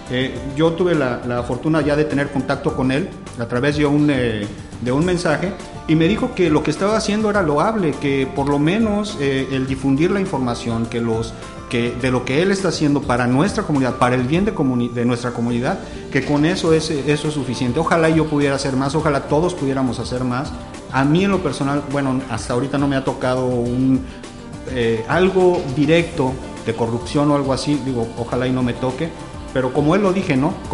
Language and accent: Spanish; Aguascalientes, Mexico; Yo vengo de Aguascalientes y ellos tenían unos contenedores bastante grandes en donde ponían la basura